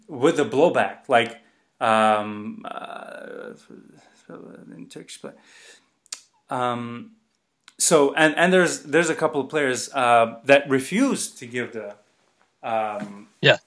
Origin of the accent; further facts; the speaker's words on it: Baku, Azerbaijan; I grew up in Azerbaijan.